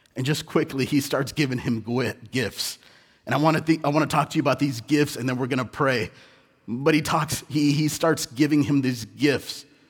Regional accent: Southern California, United States; also born or lived in India; I was born in India, but I was raised in Southern California

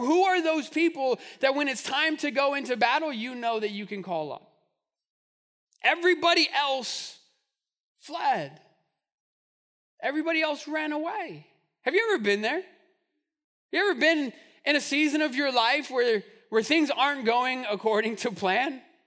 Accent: Albuquerque, New Mexico, United States; growing up in Albuquerque

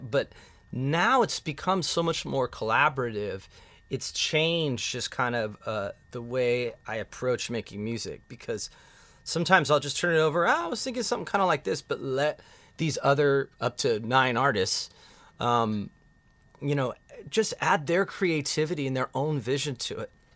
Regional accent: Lemon Grove, California, United States; I grew up actually in Lemon Grove

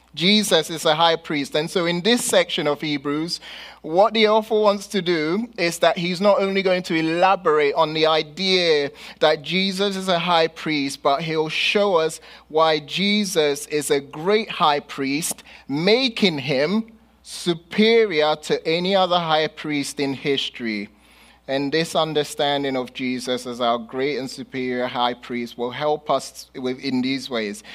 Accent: London, United Kingdom; moved away; growing up in London and here

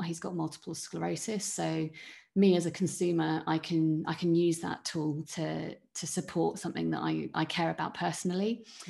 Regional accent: Cornwall, South West England, United Kingdom; I grew up in Cornwall

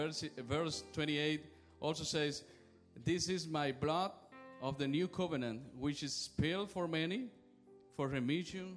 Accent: Cuba; moved away; I am from Cuba.

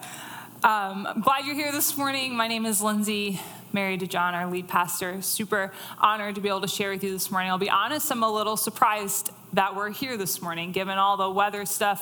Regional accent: New Jersey, United States; in my hometown where I grew up in New Jersey

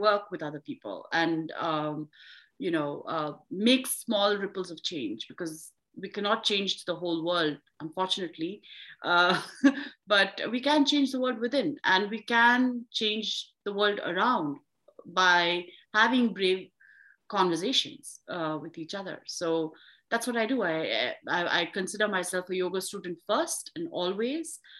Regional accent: India; now in United States; I'm from India

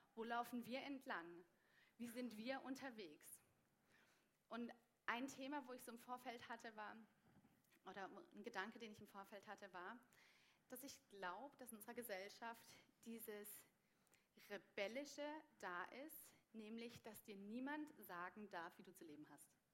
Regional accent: Germany; now in Switzerland; als Deutsche

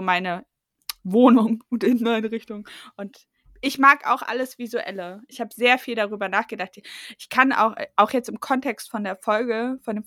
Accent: East Germany, Germany; ich bin ja Ossi und ich bin ja. 88 geboren

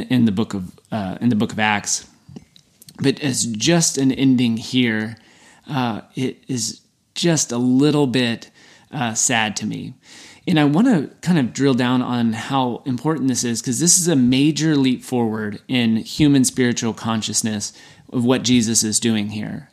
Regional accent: Texas, United States; I'm from Texas

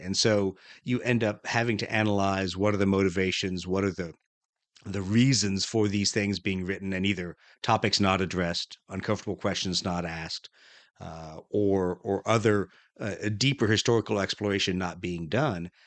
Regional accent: Huntsville, Alabama, United States; I spent a lot of my time growing up around Huntsville, Alabama

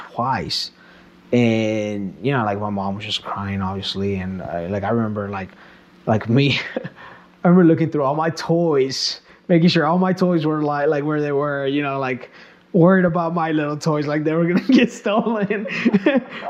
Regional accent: Kansas, United States; born or raised there; also born or lived in Mexico

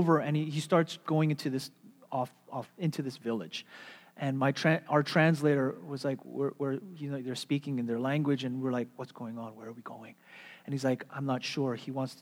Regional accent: United States; I'm Western. I'm American.

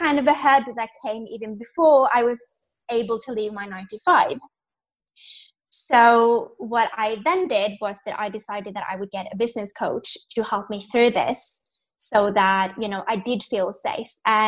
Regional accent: Norway; moved away as an adult; also born or lived in London; I'm from Norway, born and raised

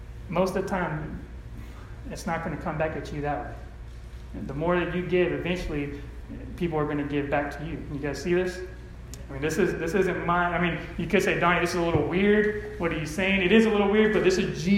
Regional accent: California, United States; I grew up in California

